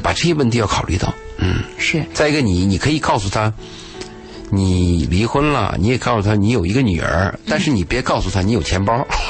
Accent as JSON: {"language": "Chinese", "area": "a small town near Lanzhou", "region": "Gansu", "country": "China", "tie": "born or raised there", "moved": "yes", "said": "我有一年去甘肃，去我老家，在那个兰州的那个小城镇"}